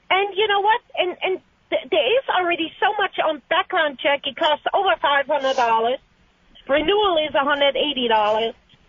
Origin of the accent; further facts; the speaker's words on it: Germany; now in Dallas, United States; I was born in Germany. I'm a U.S. citizen.